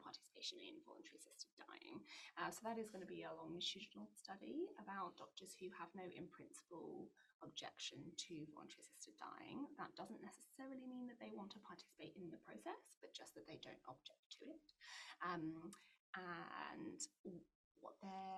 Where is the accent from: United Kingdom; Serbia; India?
United Kingdom; England; now in Australia; I'm English